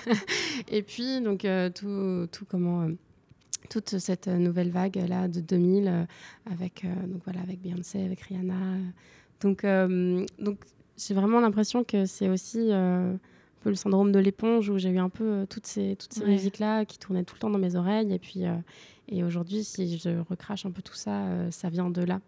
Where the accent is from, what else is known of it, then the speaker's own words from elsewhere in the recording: Lorient, Brittany, France; moved away; also born or lived in Paris; j'ai grandi une partie de mon enfance. Je fais une partie de mon enfance à Lorient